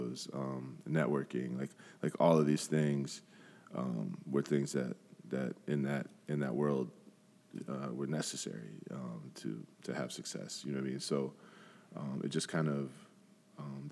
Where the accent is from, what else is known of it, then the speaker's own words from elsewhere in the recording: Grand Rapids, Michigan, United States; growing up in Grand Rapids, I went to Ottawa Hills. So I grew up on the southeast side of the city